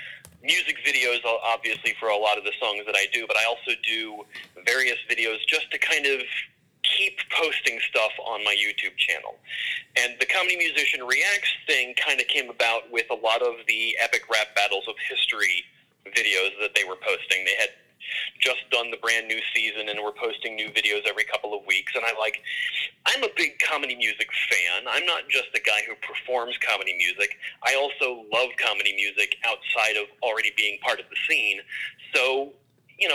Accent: Baltimore, Maryland, United States; moved away as an adult; now in Chicago, United States; I'm originally from Baltimore, I moved to Chicago maybe about 3 years ago

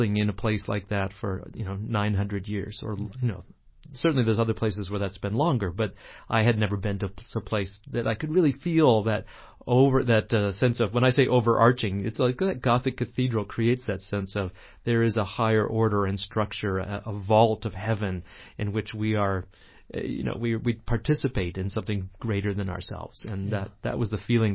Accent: New England, United States; when I grew up in New England, we had blue laws

